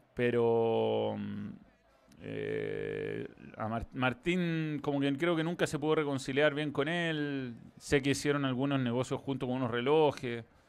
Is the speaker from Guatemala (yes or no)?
no; Chile